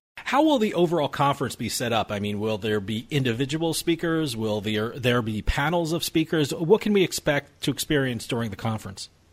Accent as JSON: {"language": "English", "region": "New Jersey", "country": "United States", "also_born_or_lived": "Massachusetts", "said": "I split my time between New Jersey, which is my home state, and I have an office in Massachusetts"}